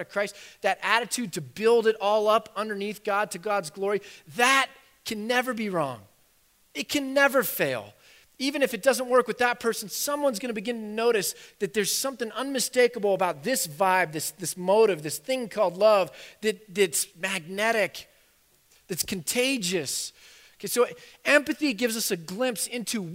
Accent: United States; We're so American

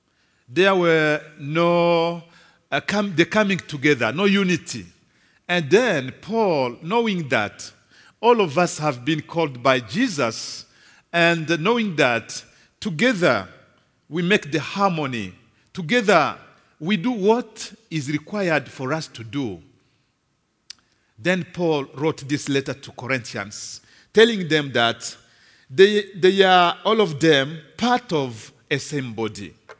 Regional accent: Kinshasa, DR Congo; As my brother Ken said … I come from Congo, Kinshasa, Congo DRC.

